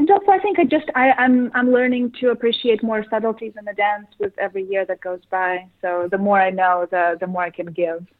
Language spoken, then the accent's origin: English; Russia; moved away; growing up in Russia